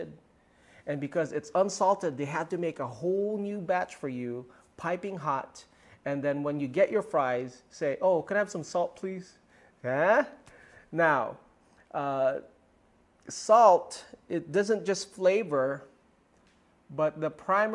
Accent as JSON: {"language": "English", "country": "Philippines", "first_language": "Tagalog", "second_language": "English", "said": "Tagalog, my native tongue"}